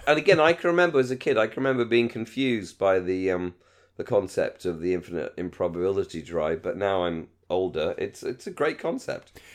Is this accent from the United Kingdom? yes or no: yes; United Kingdom; in Britain, we hate having crap jobs